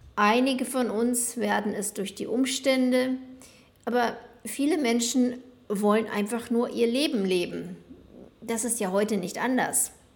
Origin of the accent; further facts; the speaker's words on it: West Germany, Germany; moved away as an adult; now in Buenos Aires, Argentina; Ich bin in Westdeutschland geboren und aufgewachsen